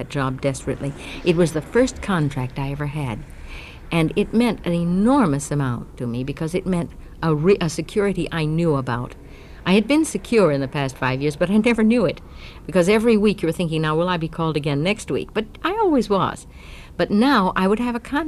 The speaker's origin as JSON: {"language": "English", "town": "Los Angeles", "region": "California", "country": "United States", "tie": "born or raised there", "moved": "yes", "said": "I was brought up in Hollywood because my father was an actor"}